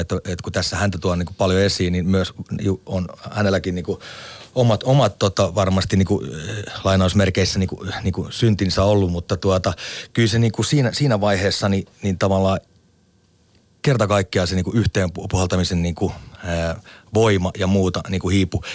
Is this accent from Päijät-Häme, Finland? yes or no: yes; Lahti, Päijät-Häme, Finland; Meillä Lahdessa, joka oli tämmöinen niin keskikokoinen kaupunki